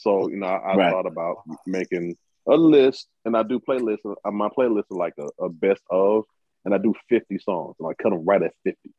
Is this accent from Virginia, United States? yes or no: no; Alabama, United States; now in Texas, United States; I'm from Alabama. I live in Texas.